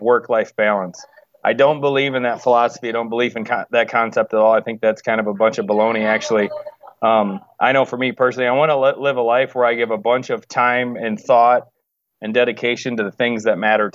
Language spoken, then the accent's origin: English; Wisconsin, United States; moved away; also born or lived in Chicago, Illinois / West Coast; I'm from Wisconsin